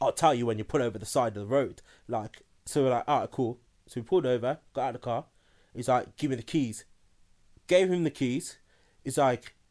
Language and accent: English; Birmingham, West Midlands, United Kingdom; now in London, United Kingdom; I'm originally from Birmingham